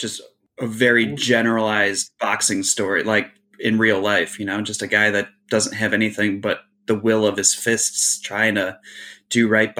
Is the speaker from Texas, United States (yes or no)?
no; Cleveland, Ohio, United States; I'm from Cleveland.